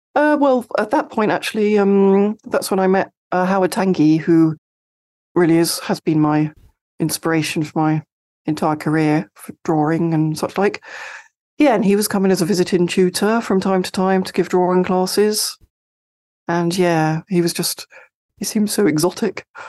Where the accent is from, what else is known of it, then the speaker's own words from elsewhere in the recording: Sevenoaks, South East England, United Kingdom; I grew up in, uh, Seven Oaks in Kent, in the U K.